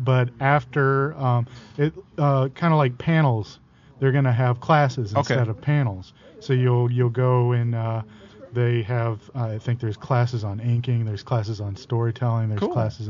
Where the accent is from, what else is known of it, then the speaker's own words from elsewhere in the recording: Memphis, Tennessee, United States; moved away; Memphis is my hometown